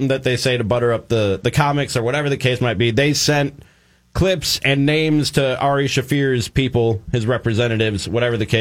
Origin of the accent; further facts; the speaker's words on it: Chicago, Illinois, United States; moved away; I love Chicago. I'm a Chicagoan.